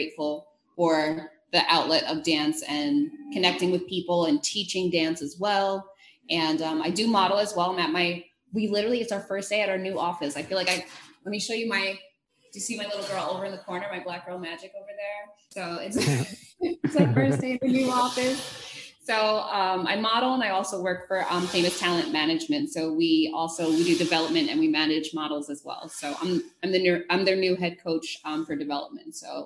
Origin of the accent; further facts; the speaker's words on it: New Jersey, United States; I'm a Jersey girl, born and raised